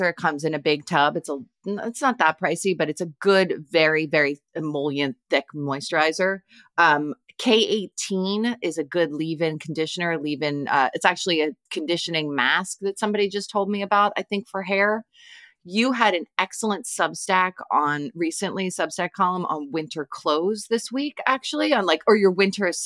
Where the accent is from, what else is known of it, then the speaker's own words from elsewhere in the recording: Canada; now in United States; I'm a Canadian living in rural Pennsylvania, so you'd think I'd have this down, but.